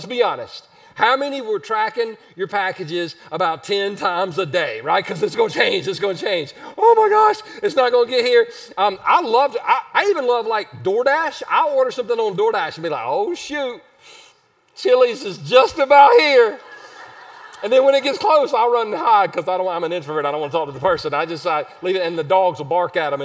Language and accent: English; Easley, South Carolina, United States; I grew up in Easley